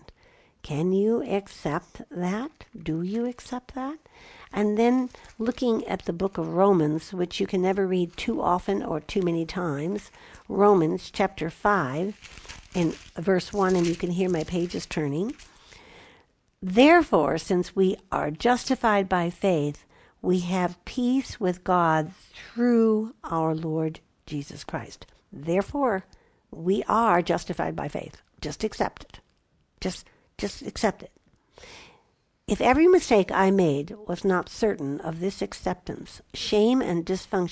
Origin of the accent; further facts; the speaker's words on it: Chicago, Illinois, United States; now in Southwest, United States; I grew up in Chicago